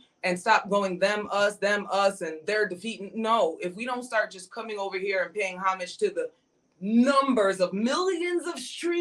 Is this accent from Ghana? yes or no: no; Jamaica; I'm Jamaican